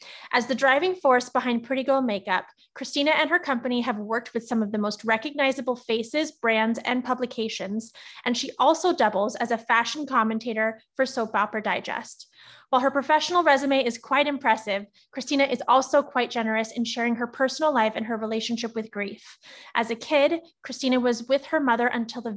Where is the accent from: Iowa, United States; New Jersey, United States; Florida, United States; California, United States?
California, United States; Alameda; I grew up in Alameda. So we are two Bay Area gals